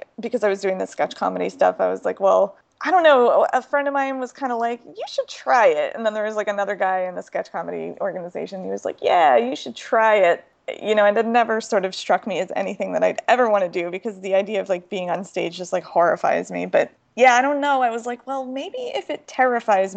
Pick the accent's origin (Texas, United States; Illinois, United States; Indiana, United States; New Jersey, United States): New Jersey, United States; moved away as an adult; also born or lived in New York; now in San Francisco, United States; I'm from the East Coast. I grew up in New Jersey